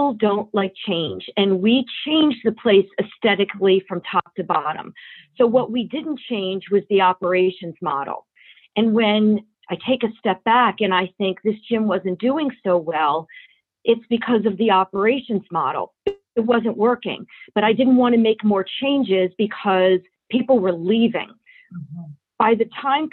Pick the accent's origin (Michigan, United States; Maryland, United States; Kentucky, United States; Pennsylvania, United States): Maryland, United States; Baltimore; also born or lived in New York; I am a Baltimore girl. I am born and bred in Baltimore, went to Friends School